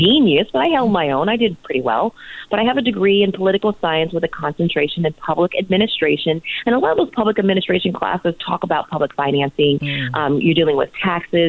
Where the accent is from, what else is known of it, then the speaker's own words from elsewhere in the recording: San Francisco, California, United States; also born or lived in Pittsburgh, Pennsylvania; growing up in San Francisco